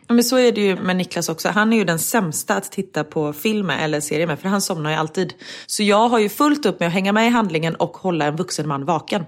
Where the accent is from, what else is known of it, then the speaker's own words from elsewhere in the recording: Sweden; moved away; om jag hade varit hemma i Sverige